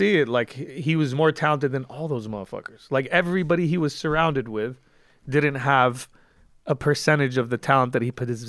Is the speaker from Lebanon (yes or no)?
yes; Lebanon; also born or lived in West Coast, United States; now in Los Angeles, United States; I'm from Lebanon. Kids in my village who don't have water and electricity have … shirts.